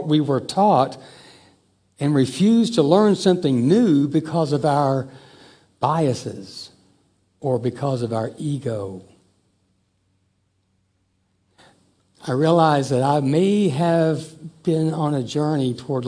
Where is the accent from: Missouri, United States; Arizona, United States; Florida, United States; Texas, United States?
Missouri, United States; Joplin; when I was in fourth grade when we moved to Joplin, Missouri